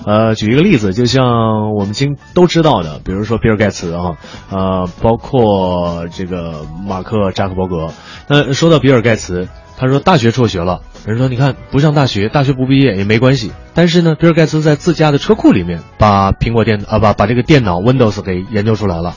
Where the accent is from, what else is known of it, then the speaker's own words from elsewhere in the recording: Beijing, China; accent: Beijing dialect; 我们北京话叫葛骰啊